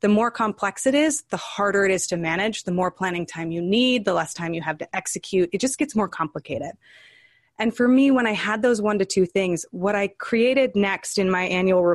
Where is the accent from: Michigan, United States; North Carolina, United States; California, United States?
California, United States; now in New York City, United States; I spent a lot of my life in California, but I'm based in New York City.